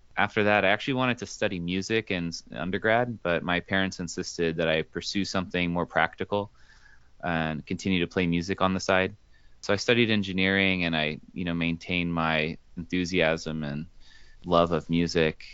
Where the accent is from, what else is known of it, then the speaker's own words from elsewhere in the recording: Houston, Texas, United States; also born or lived in Los Angeles, California; I was born in Los Angeles, but grew up mostly in Houston